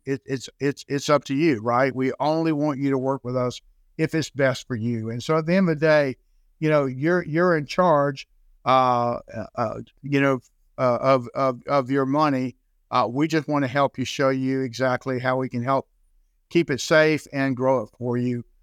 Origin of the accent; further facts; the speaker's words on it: Jacksonville, Florida, United States; I'm born and raised in Florida, uh, born and raised in Jacksonville, Florida